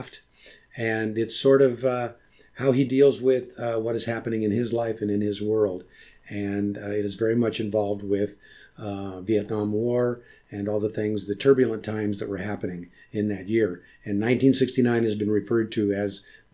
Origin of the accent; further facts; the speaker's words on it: Modesto, California, United States; my growing up in Modesto